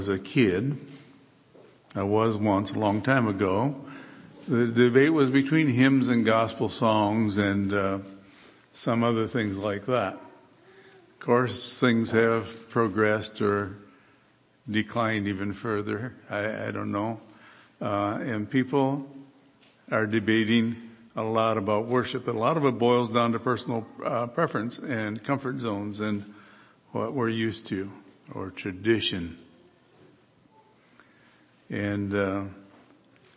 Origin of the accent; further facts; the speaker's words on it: Michigan, United States; moved away as an adult; also born or lived in Kansas; I grew up in Michigan and I've pastored in Kansas for 10 years